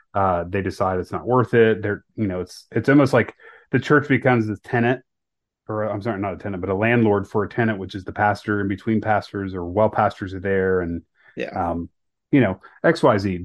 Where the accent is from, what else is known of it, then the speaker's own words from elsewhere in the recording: Northeast Ohio, United States; grew up in Northeast Ohio. I went to high school in Northeast Ohio